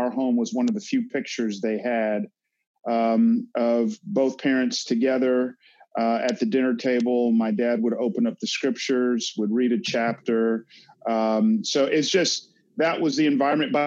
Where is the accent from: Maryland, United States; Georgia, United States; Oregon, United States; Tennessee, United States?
Georgia, United States; Atlanta; growing up in Atlanta, again, I had segments of it that was white, but that was my world.